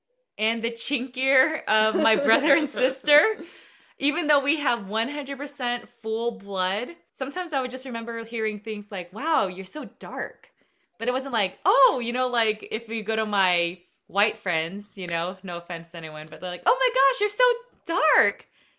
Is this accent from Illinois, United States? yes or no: no; Southern California, United States; at least in our Southern California culture